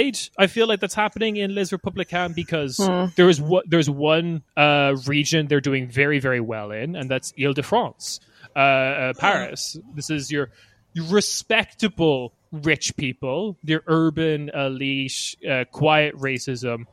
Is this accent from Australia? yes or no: no; Ireland; as an Irish boy myself